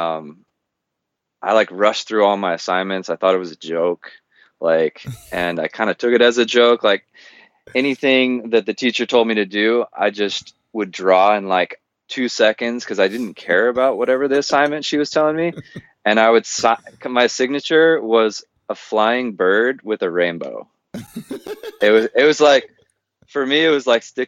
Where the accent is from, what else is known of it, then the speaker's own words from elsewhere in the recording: Southern California, United States; I grew up in Southern California, kind of the stereotypical SoCal dude